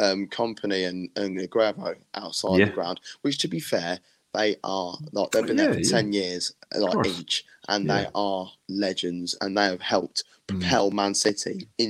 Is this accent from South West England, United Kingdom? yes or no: no; Northampton, East Midlands, United Kingdom; I'm from Northampton.